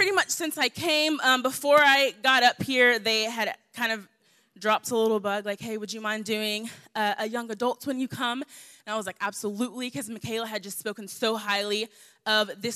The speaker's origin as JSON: {"language": "English", "region": "the South", "country": "United States", "said": "I'm from the South, so I'm used to talking back"}